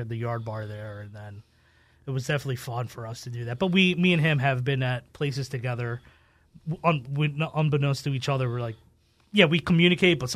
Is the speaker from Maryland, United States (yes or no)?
no; Philadelphia, Pennsylvania, United States; I grew up in North Philadelphia